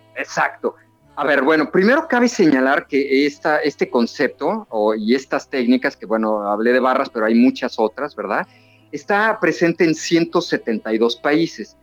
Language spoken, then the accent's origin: Spanish; Mexico City, Mexico; moved away as an adult; now in Cancún, Mexico; yo soy de la Ciudad de México, de la capital del país. Sin embargo, ya llevo 19 años viviendo aquí en Cancún